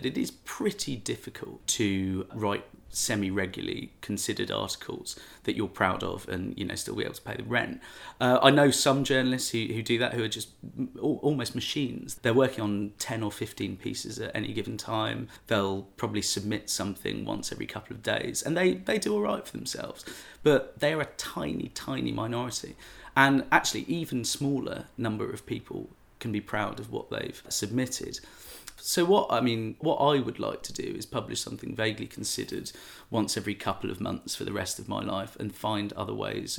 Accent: London, United Kingdom; I grew up in London. And then I went to university and studied London. And I barely left London by the time I was 21.

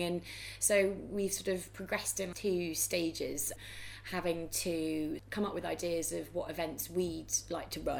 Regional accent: London, United Kingdom; I'm from West London.

